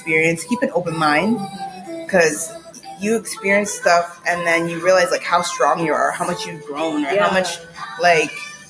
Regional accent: Florida, United States; moved away as an adult; now in South Korea; I'm from Florida

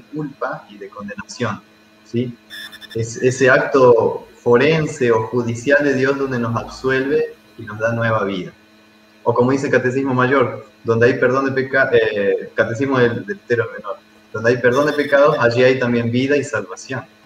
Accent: Santa Fe, Argentina; moved away as an adult; also born or lived in Paraguay; now in Gualeguaychú, Argentina; yo soy de Santa Fe, soy argentino

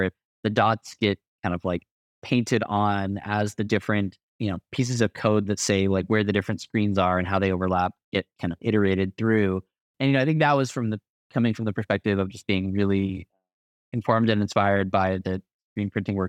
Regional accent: Arizona, United States; now in Colorado, United States; the desert being like the home that I grew up in growing up in Southern Arizona most of my life. And then, you know, the mountains being the home that I live in now and, you know, living in Colorado

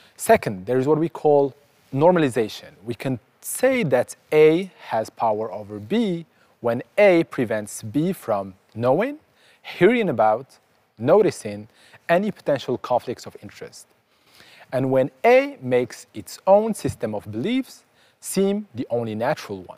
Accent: Casablanca, Casablanca-Settat, Morocco; I was born in Casablanca, Morocco

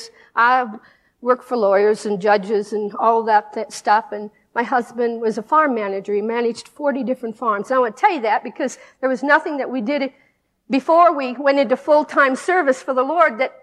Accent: United States; we're an American Christian family

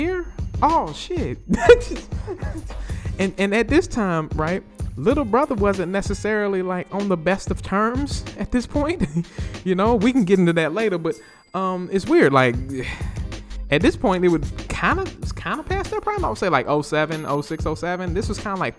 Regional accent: Greensboro, North Carolina, United States; also born or lived in Winston-Salem, North Carolina; my hometown of Greensboro, North Carolina

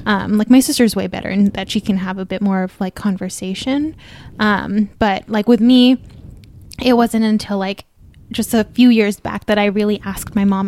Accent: United States; I am like a true American born Filipina

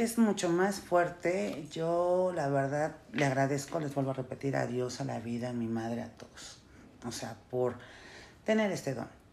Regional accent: El Salvador; Yo soy salvadoreña

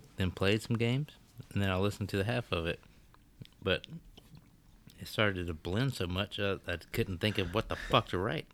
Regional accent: Alabama, United States; I was raised in Alabama

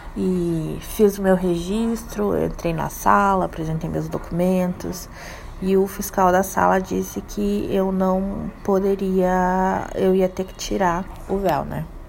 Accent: Brazil; eu sou brasileira

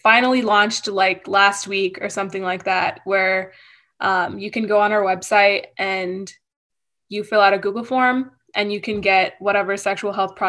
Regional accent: Michigan, United States; born there; also born or lived in India / Arizona; So I was born in Michigan and then I lived in India for a few years. And then I came to Arizona

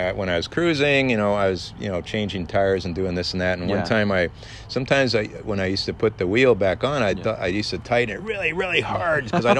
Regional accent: Detroit, Michigan, United States; born there; And so that's why I was born in Detroit, and my brother too.

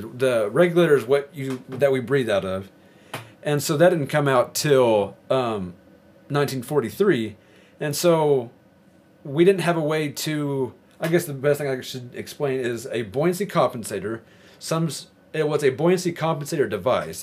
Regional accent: Arkansas, United States; now in Idaho, United States; I'm from Arkansas, and I moved to Idaho.

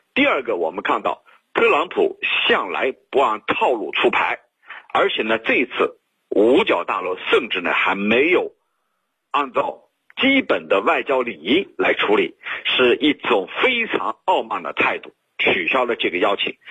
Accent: China; 只有我们中国人才有

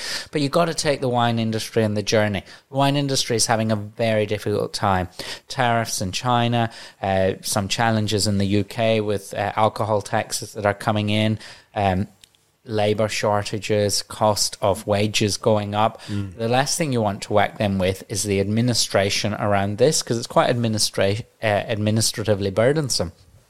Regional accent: Hallett Cove, South Australia, Australia; I'm a boy from Hallett Cove. My parents moved to South Australia 19 years ago when I was in high school to give their three boys greater opportunity in life.

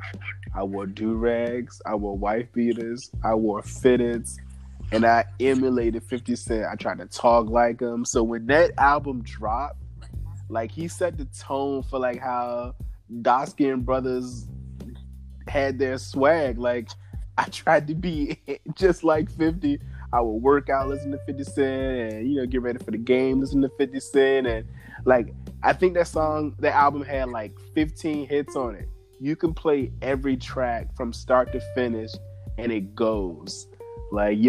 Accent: Virginia, United States; I'm from Virginia

